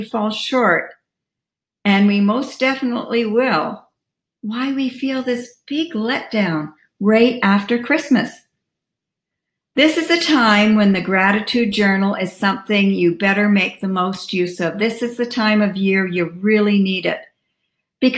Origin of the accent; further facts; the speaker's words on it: Canada; As a Canadian, we kind of start in October, as that's when our Thanksgiving is